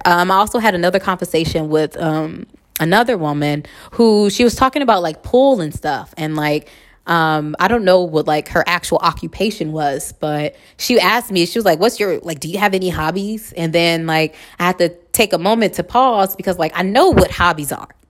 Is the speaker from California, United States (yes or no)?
yes; Los Angeles, California, United States; moved away as an adult; now in Houston, United States; I'm from La Hood